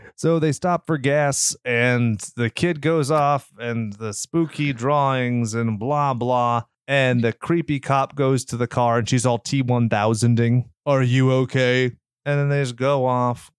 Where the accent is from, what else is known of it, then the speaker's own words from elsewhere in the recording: California, United States; we're from California, where we don't have tornado sirens